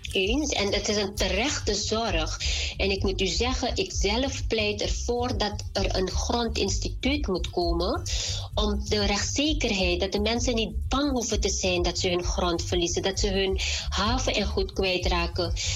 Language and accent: Dutch; Suriname; moved away; wij als Surinamers, als Mans, ook als we naar Suriname terug gaan